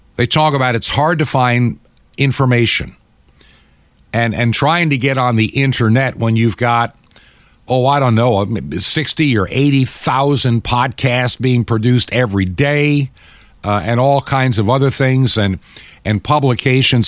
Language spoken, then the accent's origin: English; United States; being an American